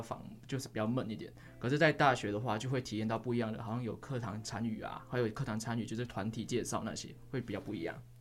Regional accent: Kedah, Malaysia; moved away as an adult; now in Chiayi, Taiwan; 来自马来西亚的吉打州，我今年是财经三

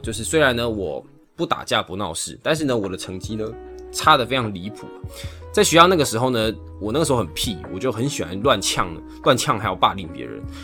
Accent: Taiwan; 我自己是走一个台湾的技职体系

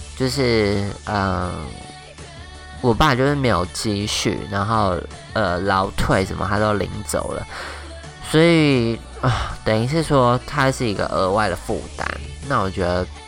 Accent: Taoyuan, Taiwan; 我们在我们家乡开店，一间日本料理店这样子

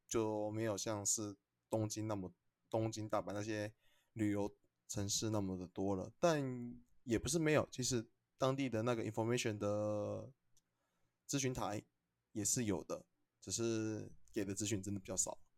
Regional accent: Taiwan; 我们台湾这边

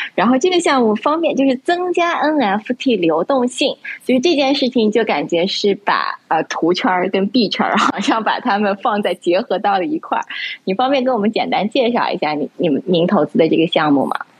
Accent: Yunnan, China; 我是云南人嘛

